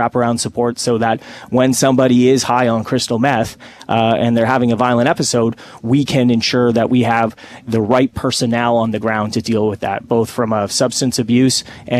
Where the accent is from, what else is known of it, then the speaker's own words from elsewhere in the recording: Hamilton, Ontario, Canada; now in Toronto, Canada; growing up in Hamilton myself